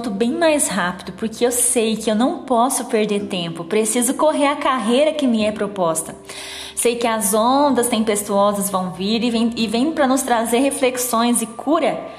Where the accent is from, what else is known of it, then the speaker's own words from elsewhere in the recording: São Joaquim da Barra, São Paulo, Brazil; sou de São Joaquim da Barra, interior de São Paulo